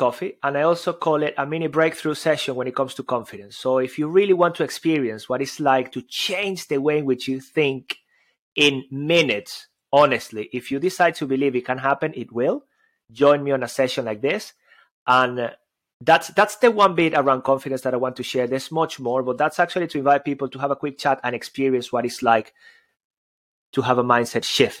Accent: Venezuela; English is a second language; Especially in my case, I've got an accent. I come from Venezuela.

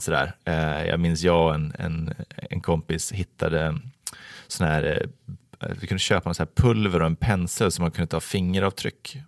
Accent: Falun, Dalarna County, Sweden; now in Vallentuna, Sweden; Jag är uppvuxen i Falun, Dalarna

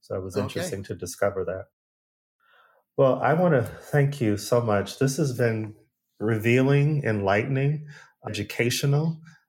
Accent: United States; first language English; moved away as an adult; now in Sweden; I hope I can say this as an American

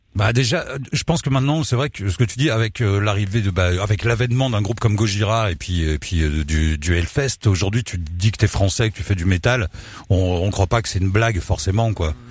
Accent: France; je suis français

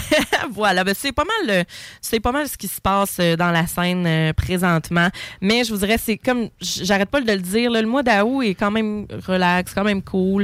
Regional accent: Quebec, Canada; chez nous, au Québec

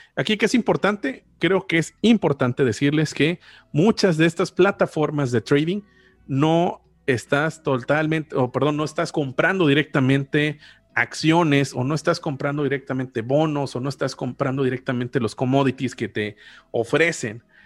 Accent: Mexico; yo como mexicano, residente en México

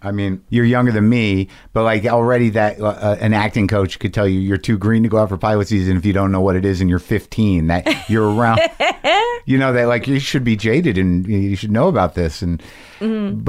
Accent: New Mexico, United States; I grew up in New Mexico.

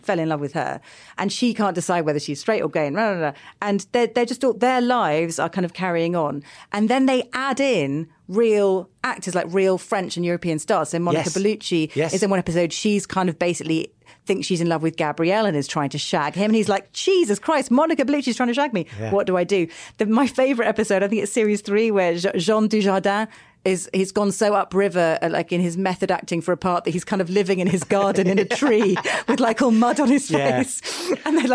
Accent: United Kingdom; we're British

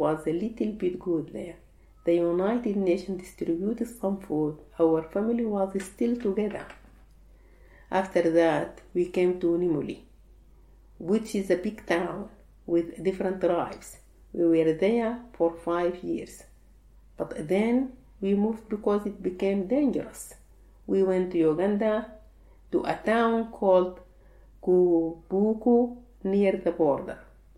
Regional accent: Sudan; now in Egypt; When I came from Sudan to Egypt, I had to work.

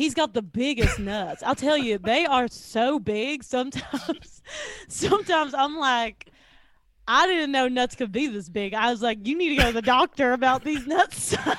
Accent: the South, United States; Because I'm from the South, right?

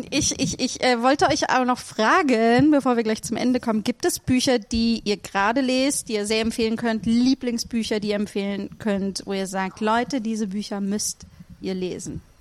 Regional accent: Berlin, Germany; born there; Meine Eltern leben in Berlin. Ich bin, ich bin in Berlin geboren.

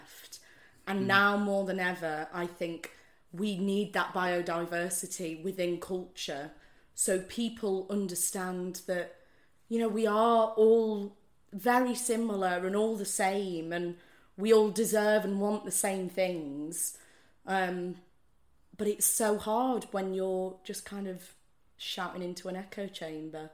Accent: the north of England, United Kingdom; accent: Northern; moved away

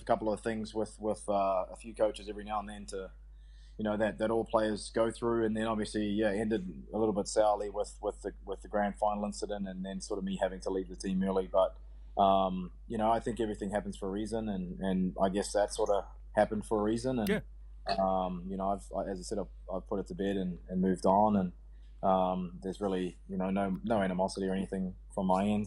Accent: New Zealand; I, had a great time growing up there. It's a small, you know, sort of rural ruralish community

